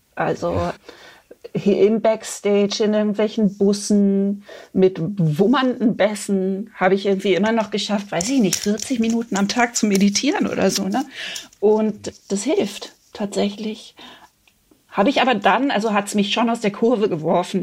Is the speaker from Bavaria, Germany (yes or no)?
no; Freiburg, Baden-Württemberg, Germany; now in Berlin, Germany; in den Süden, der ja meine alte Heimat ist